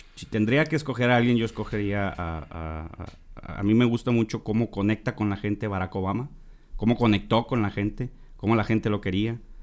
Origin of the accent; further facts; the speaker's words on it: Monterrey, Nuevo León, Mexico; also born or lived in Jalisco; soy regiomontano